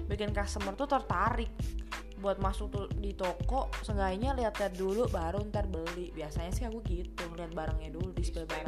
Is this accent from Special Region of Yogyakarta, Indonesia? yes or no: no; Solo, Central Java, Indonesia; Halo Ya, yeah, aku dari Solo guys, jadi aku jauh-jauh ya kan dari Solo.